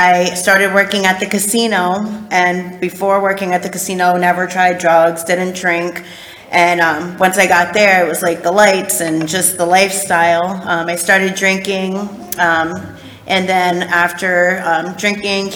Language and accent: English; Rhode Island, United States; I'm from Rhode Island.